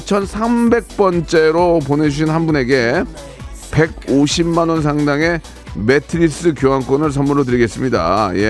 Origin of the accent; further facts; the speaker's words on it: Jeonju, North Jeolla, South Korea; now in Seoul, South Korea; 예, 고향은 전라도입니다. 어디, 어디요? 전라도, 전라북도 전주입니다.